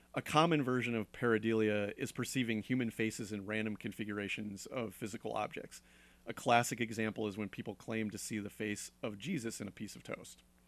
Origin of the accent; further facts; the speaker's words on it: Connecticut, United States; moved away; I'm from Connecticut, and there's a lot of old places